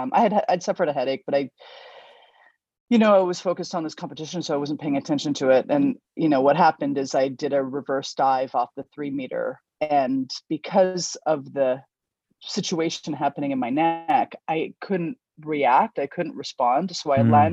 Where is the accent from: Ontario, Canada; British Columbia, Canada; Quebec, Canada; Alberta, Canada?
British Columbia, Canada; Victoria; I grew up in Victoria, BC